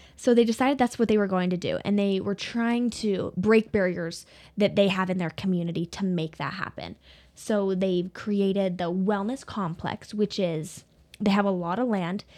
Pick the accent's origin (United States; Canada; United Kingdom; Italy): United States; Soda Springs, Idaho; also born or lived in Pocatello, Idaho; born and raised in Soda Springs